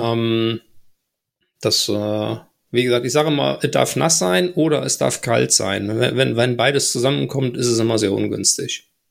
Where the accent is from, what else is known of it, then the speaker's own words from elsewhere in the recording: Bergisches Land, near Gummersbach, North Rhine-Westphalia, Germany; now in Ruhr area, Germany; ich komme gebürtig aus dem Bergischen Richtung äh, Gummersbach, die Ecke